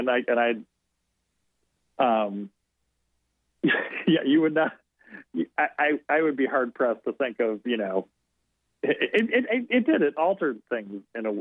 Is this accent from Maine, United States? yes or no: no; outside of Chicago, Illinois, United States; I grew up outside of Chicago